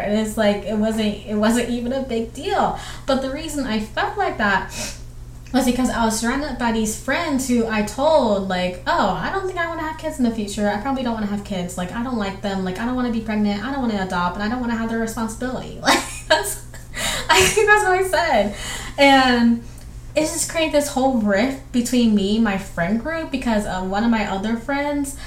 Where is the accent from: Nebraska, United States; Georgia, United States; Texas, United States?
Georgia, United States; Southwestern; I grew up with my single mother in Southern Georgia. And it's like where I grew up is like Southwestern Georgia. So it's right on the edge of Alabama.